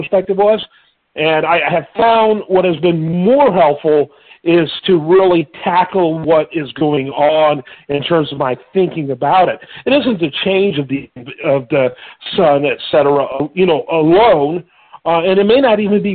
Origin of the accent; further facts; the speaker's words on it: Midwest, United States; now in Houston, United States; my upbringing growing up in the Midwest